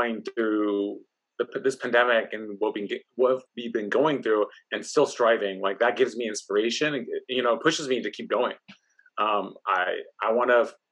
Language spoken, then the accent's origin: English; Oakland, California, United States; me growing up in Oakland, California, in the East Oakland